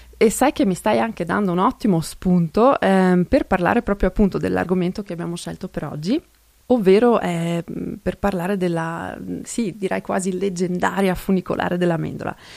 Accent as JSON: {"language": "Italian", "area": "South Tyrol", "region": "Trentino-Alto Adige", "country": "Italy", "also_born_or_lived": "Kaltern", "second_language": "Italian", "said": "sono altoatesina, vivo a Caldaro"}